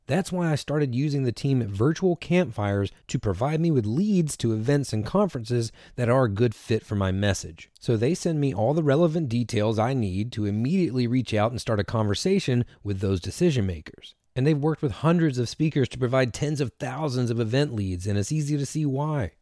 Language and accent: English; Washington, North Carolina, United States; now in Durham, United States; I'm originally from Little Washington